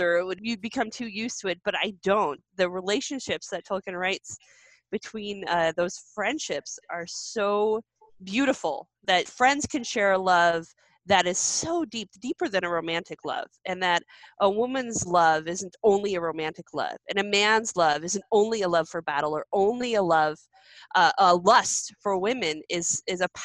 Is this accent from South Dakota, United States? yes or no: no; Great Falls, Montana, United States; moved away; I am originally from Great Falls, Montana